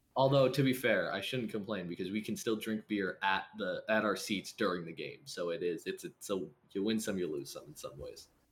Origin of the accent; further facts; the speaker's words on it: United States; I'm American